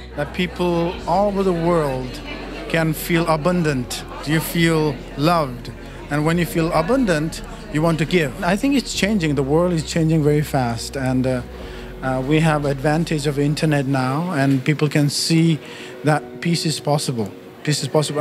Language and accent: English; Nepal; moved away; I'm from Nepal, and I grew up in Nepal.